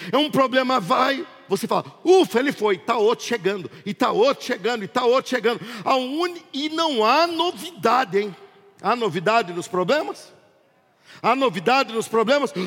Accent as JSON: {"language": "Portuguese", "country": "Brazil", "said": "Eu sou brasileiro"}